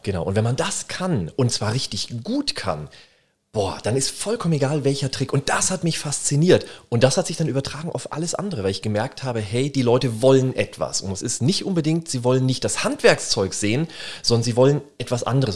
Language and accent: German; Würzburg, Bavaria, Germany; also born or lived in Berlin; ich komme aus Würzburg